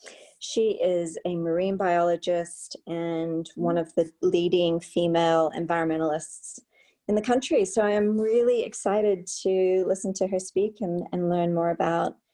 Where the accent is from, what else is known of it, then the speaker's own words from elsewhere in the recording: Australia; moved away; a trip home to Australia